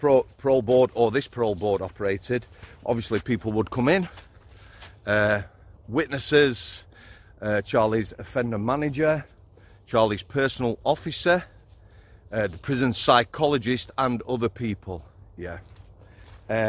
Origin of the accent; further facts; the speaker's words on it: Yorkshire and the Humber, United Kingdom; as a Yorkshireman